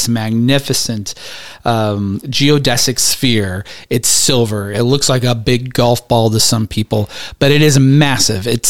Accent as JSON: {"language": "English", "region": "West Coast", "country": "United States", "tie": "born or raised there", "moved": "yes", "lives_now": "Atlanta suburb, Georgia, United States", "said": "We grew up on the West Coast"}